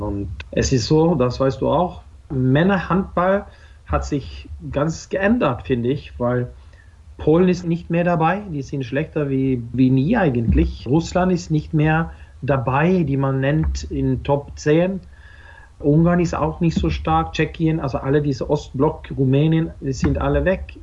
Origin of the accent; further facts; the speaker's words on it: Norway; für mich als Norweger